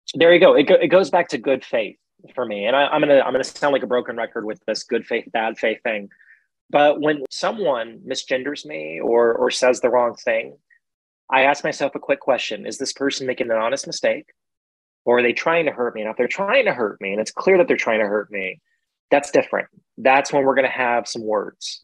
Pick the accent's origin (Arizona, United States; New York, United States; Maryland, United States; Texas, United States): Texas, United States; Central; growing up in Central Texas